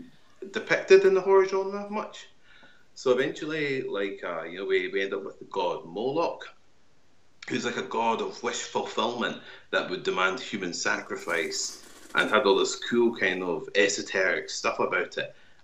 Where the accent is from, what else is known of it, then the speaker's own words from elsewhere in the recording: Kirkcaldy, Scotland, United Kingdom; my hometown of Kirkcaldy in Fife